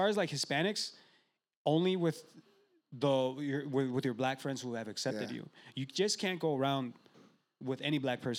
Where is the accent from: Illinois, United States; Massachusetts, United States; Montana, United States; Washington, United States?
Illinois, United States; Chicago; we grew up in Little Village.